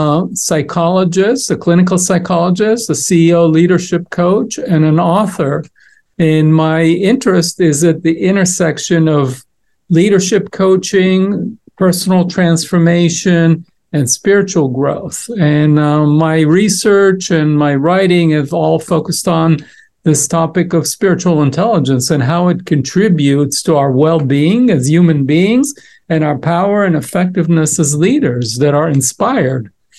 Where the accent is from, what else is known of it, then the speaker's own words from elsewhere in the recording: Israel; moved away; I was born and raised in Israel